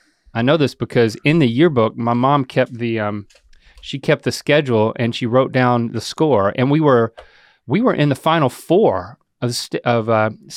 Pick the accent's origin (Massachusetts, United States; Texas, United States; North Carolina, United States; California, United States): North Carolina, United States; that's because I was born and raised in North Carolina.